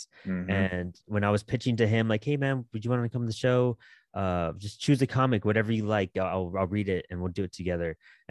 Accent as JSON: {"language": "English", "town": "El Paso", "region": "Texas", "country": "United States", "said": "I'm from Texas. I'm in El Paso, Texas."}